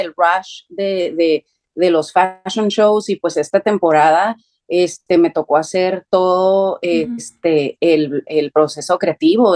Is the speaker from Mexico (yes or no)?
yes; Tijuana, Baja California, Mexico; yo soy de la frontera, soy de Tijuana